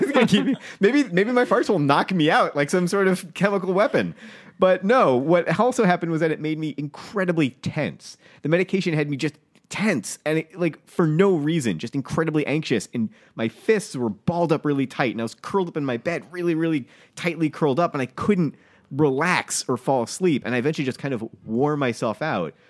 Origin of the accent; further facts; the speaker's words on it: New England, United States; I was raised in New England.